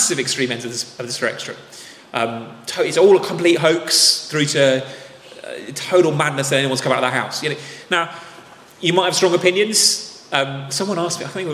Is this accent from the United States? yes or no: no; England, United Kingdom; we're English